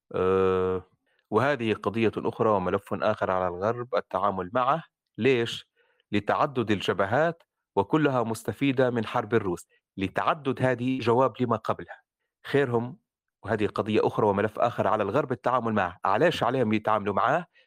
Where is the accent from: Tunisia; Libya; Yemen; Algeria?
Libya; وابوي ليبي وامي ليبي وليبي ابا عن جد ندوي ليبي